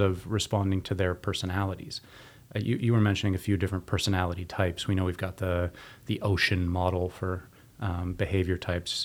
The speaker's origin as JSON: {"language": "English", "town": "Waterloo", "region": "Ontario", "country": "Canada", "tie": "born or raised there", "said": "W L U, my hometown"}